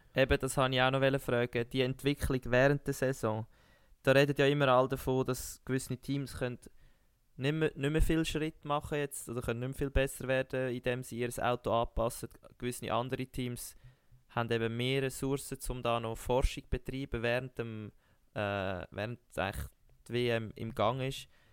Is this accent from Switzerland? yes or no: yes; Switzerland; als Schweizer Sportler